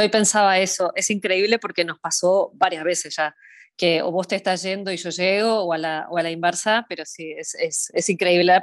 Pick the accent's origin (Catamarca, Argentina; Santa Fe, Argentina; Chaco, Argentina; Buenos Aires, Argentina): Buenos Aires, Argentina; accent: medio raro; also born or lived in Uruguay; Yo soy de Buenos Aires, pero tengo un acento medio raro porque viví muchos años en Uruguay, entonces este, eso le confunde, confunde a mucha gente. Em, así que sí, soy de Buenos Aires de capital.